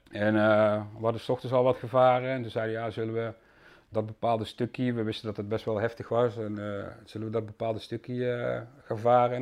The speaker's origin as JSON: {"language": "Dutch", "town": "Susteren", "region": "Limburg", "country": "Netherlands", "tie": "born or raised there", "also_born_or_lived": "Amsterdam, Netherlands", "accent": "soft G", "moved": "as an adult", "lives_now": "Landsmeer, Netherlands", "said": "ik kom oorspronkelijk uit Limburg vandaan, dus er zit nog iets in van een zachte G. Ja. Eh, ik heb bijna 23 jaar in Limburg gewoond, in Susteren."}